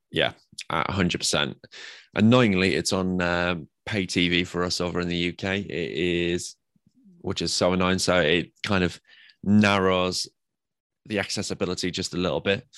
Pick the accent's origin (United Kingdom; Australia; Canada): United Kingdom; England; I'm English